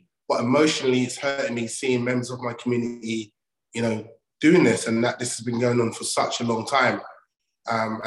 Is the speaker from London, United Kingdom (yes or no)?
yes; London, United Kingdom; also born or lived in Old Kent Road, London; I'm from Southeast London. I grew up off the Oakent Road. My mum got married and moved to another area, and I grew up in Lewisham